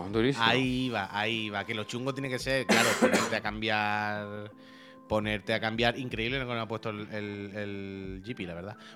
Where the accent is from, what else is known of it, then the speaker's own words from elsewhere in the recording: Valladolid, Castile and León, Spain; De Valladolid.